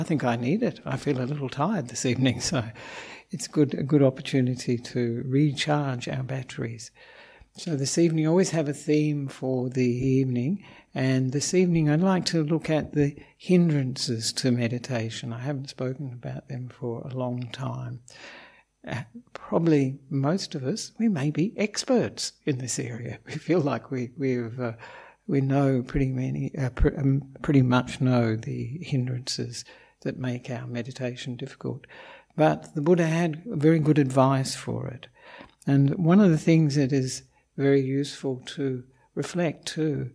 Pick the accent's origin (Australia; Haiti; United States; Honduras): Australia; also born or lived in Melbourne / Perth; I'm an Australian monk